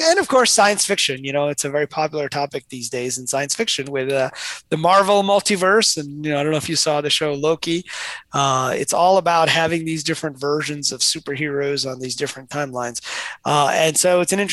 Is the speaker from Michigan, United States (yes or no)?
yes; Detroit, Michigan, United States; I grew up in Detroit